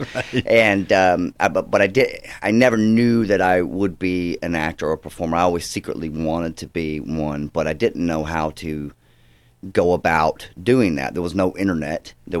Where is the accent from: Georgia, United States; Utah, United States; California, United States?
Georgia, United States; also born or lived in Fort Worth, Texas; now in Los Angeles, United States; And I was born in Fort Worth, Texas, just because my dad was going to seminary school there. But they're from Georgia.